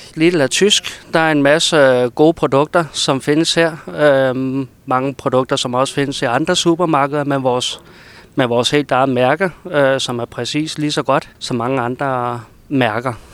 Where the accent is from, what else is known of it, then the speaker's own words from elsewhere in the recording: Copenhagen, Capital Region of Denmark, Denmark; moved away as an adult; now in Brønderslev, Denmark; nu er jeg så født og opvokset over i København